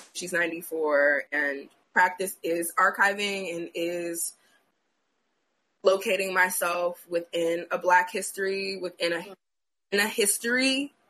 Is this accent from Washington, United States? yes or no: no; Cade, Louisiana, United States; I spent a lot of time growing up in Cade, Louisiana, which is the setting that I'm describing.